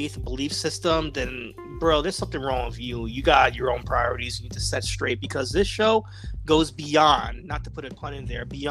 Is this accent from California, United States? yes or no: no; New York City, New York, United States; moved away; We were born and raised in the Bronx, New York, but we have separated from the Bronx as well, too